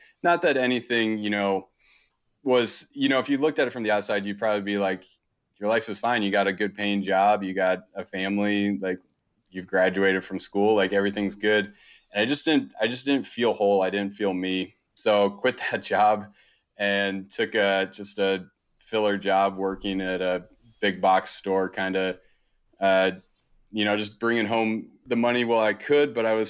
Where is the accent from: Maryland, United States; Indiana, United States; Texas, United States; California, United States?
Maryland, United States; So growing up, I grew up on the East Coast in a pretty kind of typical suburb. We were about 30, 40 minutes outside of Baltimore, pretty close to DC.